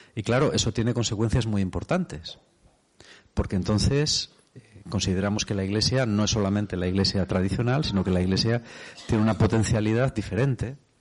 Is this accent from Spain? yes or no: yes; Spain; soy de España